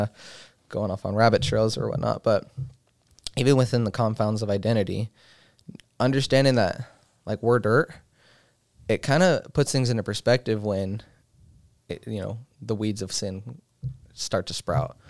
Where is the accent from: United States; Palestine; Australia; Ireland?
United States; Colorado; moved away; I've been born and raised in Colorado